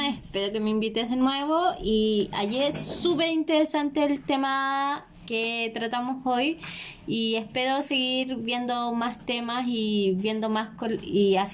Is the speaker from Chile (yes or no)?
yes; Chile; nosotros como chilenos, como pueblo acogedor de ellos